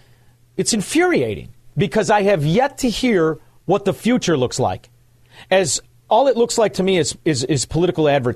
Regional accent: Chicago, Illinois, United States; I grew up in Chicago, and it's a fascinating place, really is.

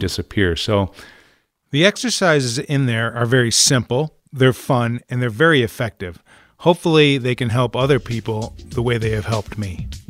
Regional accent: Syracuse, New York, United States; moved away as an adult; also born or lived in California; growing up in Syracuse

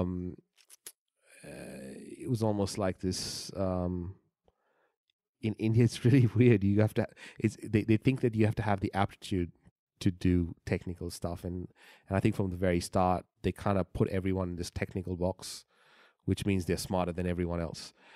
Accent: Bahrain; moved away; I was born in the Middle East

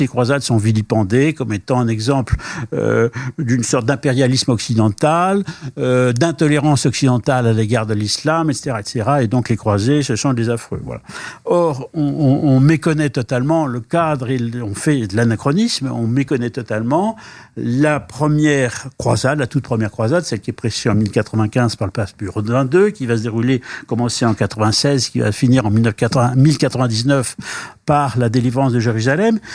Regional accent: France; chez nous en France

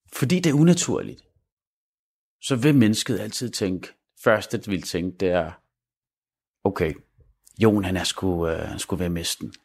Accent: Denmark

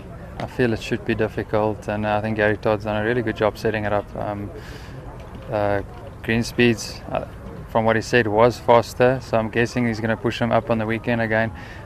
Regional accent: South Africa; as far as a South African

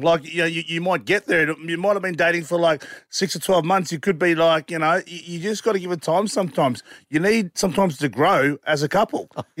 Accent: Australia; I'm always proud to be an Aussie, and I've always been proud to represent Australia

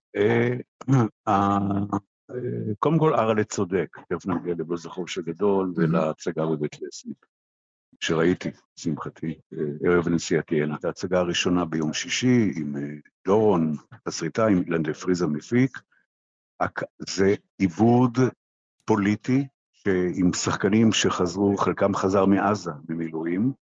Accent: Israel

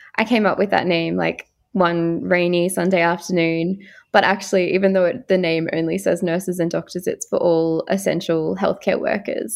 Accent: Far North Queensland, Australia; I'm originally from Far North Queensland

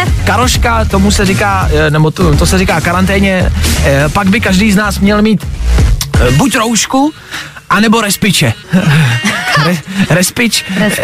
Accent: Česká Lípa, Liberec Region, Czechia; U nás v Lipánu

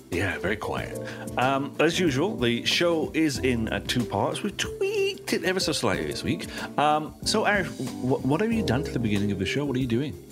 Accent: England, United Kingdom; being English

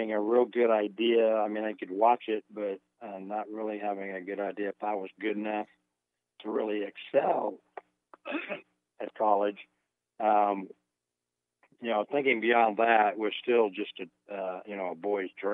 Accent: Southern California, United States; also born or lived in Tennessee / Muncie, Indiana; I was basically raised in Southern California. I started out in Tennessee and then with a brief stop in Muncie, Indiana.

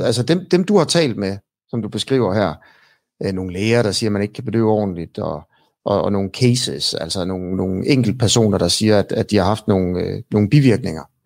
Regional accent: Denmark; som dansker. Ikke? Jeg er også øh, et produkt af, af at, at, at jeg blev født her af danske forældre

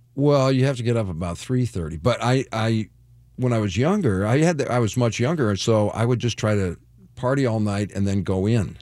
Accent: Detroit, Michigan, United States; I'm from Detroit

